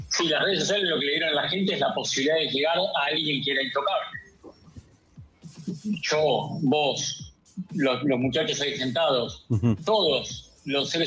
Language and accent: Spanish; Argentina; soy argentino